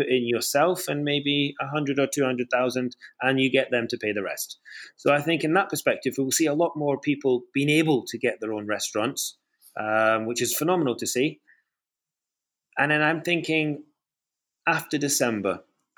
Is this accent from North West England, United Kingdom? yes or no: no; Scotland, United Kingdom; now in London, United Kingdom; in Scotland. You know, it's my home country.